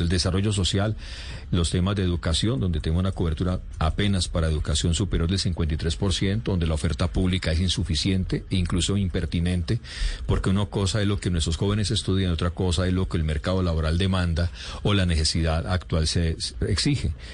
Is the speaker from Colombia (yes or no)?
yes; Colombia; Colombia, nuestro bello país